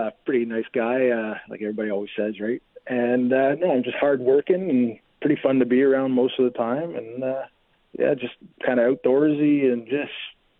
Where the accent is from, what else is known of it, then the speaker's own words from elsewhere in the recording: Ontario, Canada; moved away as an adult; now in British Columbia, Canada; I'm 49. I'm from Ontario, but I've been in BC since I was 18, so that's quite a while now.